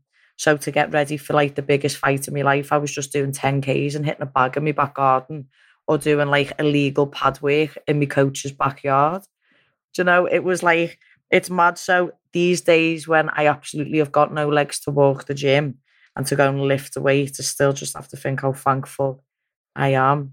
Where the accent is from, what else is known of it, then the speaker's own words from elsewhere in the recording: Liverpool, North West England, United Kingdom; I'd won a world title, I'd done all kinds just off being a Scouser.